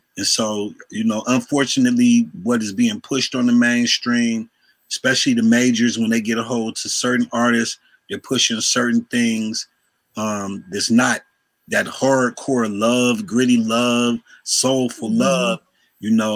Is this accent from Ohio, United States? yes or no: yes; Cleveland, Ohio, United States; Cleveland, Ohio